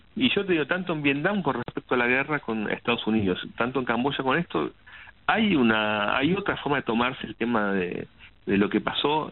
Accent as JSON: {"language": "Spanish", "country": "Argentina"}